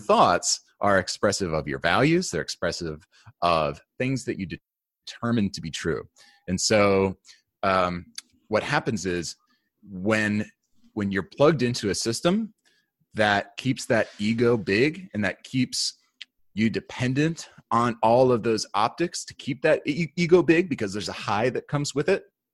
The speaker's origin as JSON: {"language": "English", "region": "New York", "country": "United States", "tie": "born or raised there", "said": "I grew up in New York."}